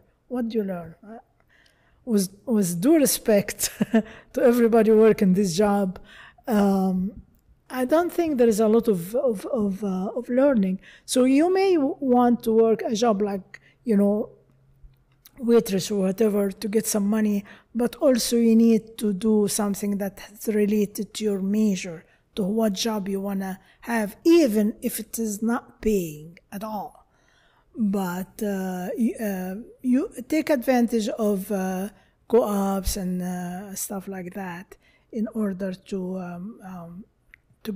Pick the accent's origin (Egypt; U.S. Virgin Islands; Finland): Egypt; now in United States; I'm from Egypt, of course.